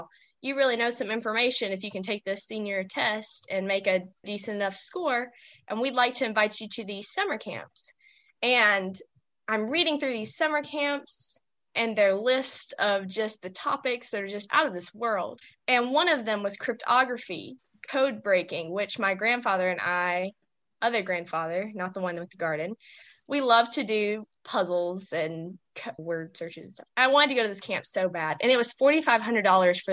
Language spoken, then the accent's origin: English; Arkansas, United States; growing up in Arkansas